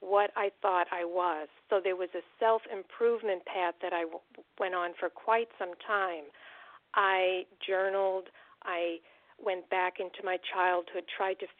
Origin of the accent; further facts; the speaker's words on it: United States; being raised in the United States